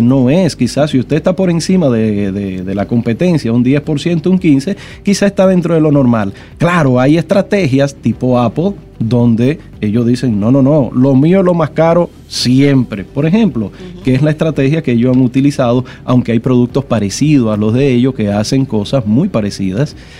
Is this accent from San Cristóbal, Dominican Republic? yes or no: no; Santo Domingo, Distrito Nacional, Dominican Republic; also born or lived in Villa María / Villa Juana / Villa Francisca / San Carlos; Yo nací en Villa María, me crié en Villa Consuelo, Villa Juana, Villa Francisca y su primo hermano San Carlos